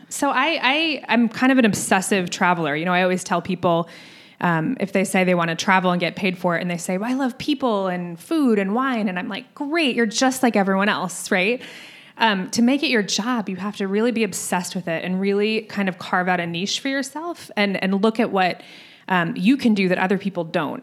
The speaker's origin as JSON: {"language": "English", "town": "Scottsdale", "region": "Arizona", "country": "United States", "tie": "born or raised there", "moved": "yes", "said": "I grew up in Scottsdale"}